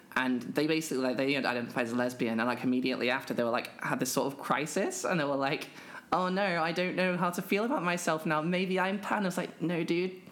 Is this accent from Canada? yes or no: no; United Kingdom; I'm a British trans woman